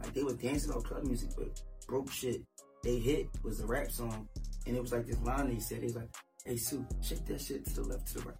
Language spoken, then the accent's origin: English; Philadelphia, Pennsylvania, United States; also born or lived in Baltimore, Maryland; now in New Jersey, United States; I'm from Baltimore, raised in Philly, and I live in Jersey.